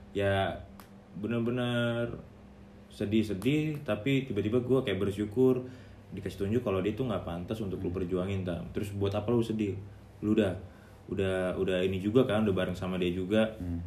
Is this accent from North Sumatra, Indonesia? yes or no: yes; Balige, North Sumatra, Indonesia; also born or lived in Medan; now in Jakarta, Indonesia; di S M A gua di kampung